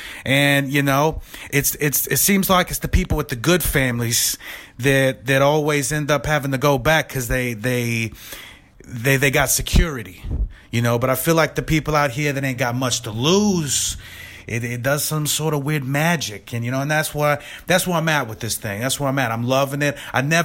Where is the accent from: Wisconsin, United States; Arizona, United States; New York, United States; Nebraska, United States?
New York, United States; Brooklyn; now in Culver City, United States; I'm originally from Brooklyn, New York, but that's another day, another dollar. You know, I've been here in lovely California doing this thing for a while now